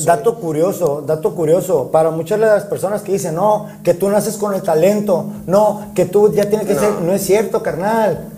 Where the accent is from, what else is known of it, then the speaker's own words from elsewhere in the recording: Mexico; así somos los mexicanos